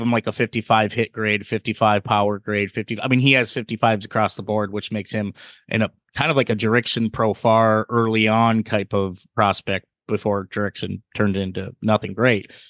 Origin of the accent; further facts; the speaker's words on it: Michigan, United States; Steve and I, we, we're from Michigan